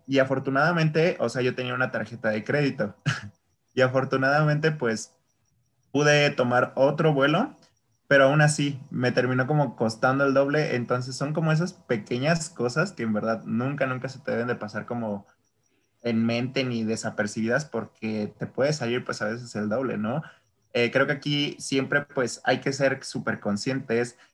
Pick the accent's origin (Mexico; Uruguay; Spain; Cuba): Mexico; yo soy mexicano